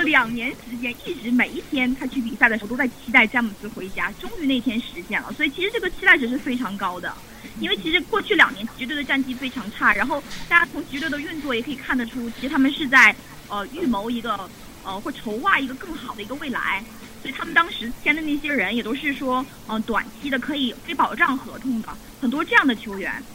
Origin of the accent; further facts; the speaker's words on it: Harbin, Heilongjiang, China; moved away as an adult; now in Cleveland, United States; 我从北方来的嘛，我是哈尔滨人，所以我其实对克里芬冬天没有那么反感